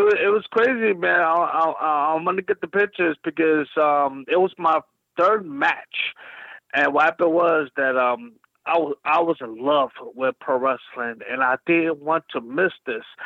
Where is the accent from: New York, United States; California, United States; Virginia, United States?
New York, United States; New York City; I'm from Brooklyn